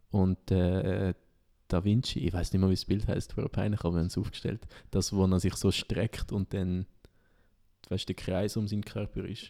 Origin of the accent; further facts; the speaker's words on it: Solothurn, Switzerland; mein Heimatort ist ja im Kanton Solothurn und da ist eigentlich so ein bisschen im, im Juragebirge fast.